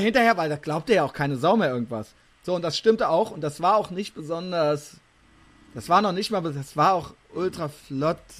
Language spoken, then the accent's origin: German; Koblenz, Rhineland-Palatinate, Germany; moved away; aus meiner alten Heimat